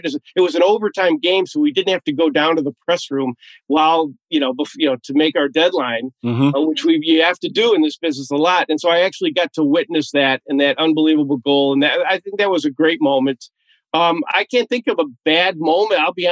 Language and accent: English; Chicago, Illinois, United States; I grew up in Chicago